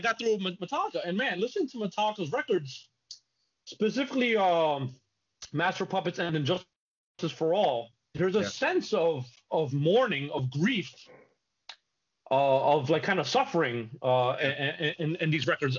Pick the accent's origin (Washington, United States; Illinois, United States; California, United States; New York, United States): New York, United States; New York City; I grew up in the Bronx.